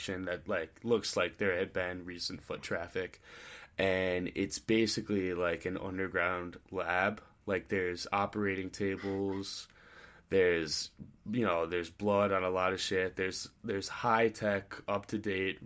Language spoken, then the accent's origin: English; United States